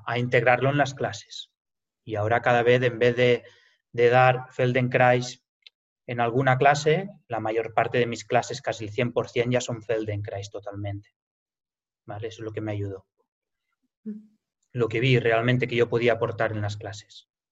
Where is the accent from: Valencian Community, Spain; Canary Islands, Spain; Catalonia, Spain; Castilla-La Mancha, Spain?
Catalonia, Spain; Lleida; yo soy, nací aquí realmente, aquí en Lleida